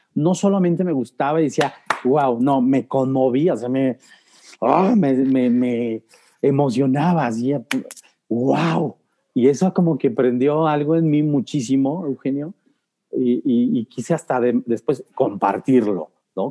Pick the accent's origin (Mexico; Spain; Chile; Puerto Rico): Mexico; Guanajuato; de pequeño soy originario aquí de Guanajuato